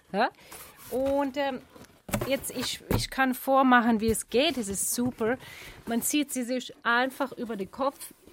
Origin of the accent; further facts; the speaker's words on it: Australia; Gut, ich bin aus Australien.